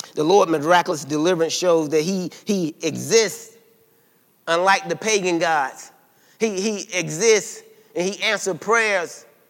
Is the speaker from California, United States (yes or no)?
no; South Carolina, United States; I'm from South Carolina now